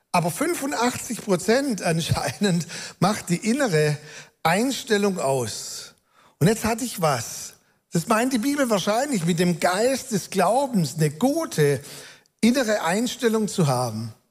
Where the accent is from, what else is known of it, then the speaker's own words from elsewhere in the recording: Baden-Württemberg, Germany; accent: Swabian; aber jetzt kann ich ja auch meinen schwäbischen Akzent, den ich nicht verbergen kann, ruhig ein bisschen durchscheinen lassen